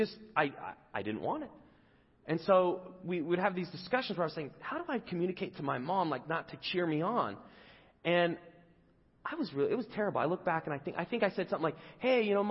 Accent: England, United Kingdom; moved away; I grew up in England

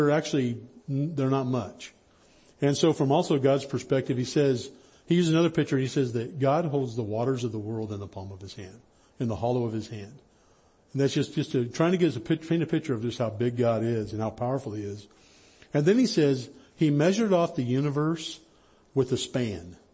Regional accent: High Sierras, Northern California, United States; I grew up in Northern California in the High Sierras

